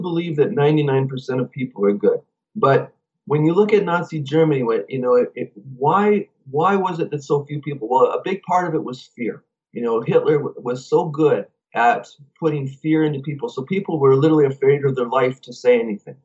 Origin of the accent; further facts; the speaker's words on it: Canada; we're from Canada.